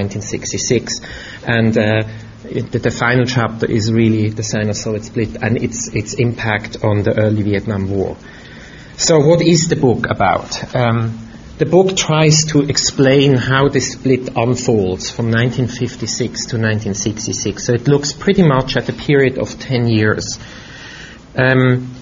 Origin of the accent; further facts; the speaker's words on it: Switzerland; moved away; I grew up in Europe, in Switzerland, and my mother was German.